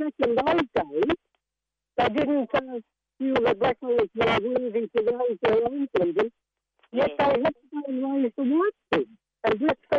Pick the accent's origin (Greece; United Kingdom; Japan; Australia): Australia; Western Australia; Yes, I'm from Western Australia. My tribes are Wurundjeri, Dunnabar, Bulgar and Bibbulmun, otherwise known as Wurrung.